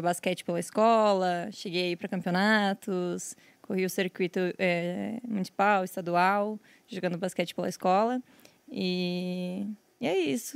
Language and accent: Portuguese; São Miguel do Oeste, Santa Catarina, Brazil; also born or lived in Descanso; Nasci numa cidadezinha bem pequena, de, sei lá, 5 mil habitantes. Descanso se chama a cidade. Mas passei a minha vida inteira morando em São Miguel do Oeste